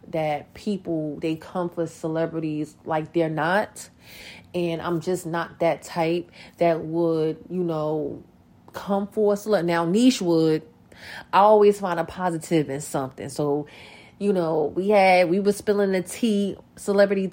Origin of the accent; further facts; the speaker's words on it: North New Jersey, United States; North New Jersey, my hometown